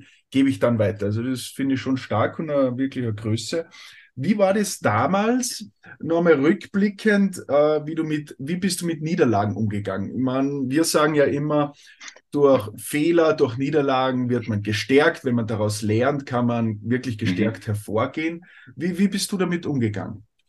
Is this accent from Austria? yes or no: yes; Austria; bei uns in Österreich